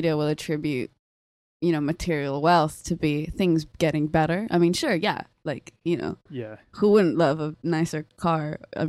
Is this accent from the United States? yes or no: no; Sydney, New South Wales, Australia; now in London, United Kingdom; I'm from Sydney. I grew up in Sydney.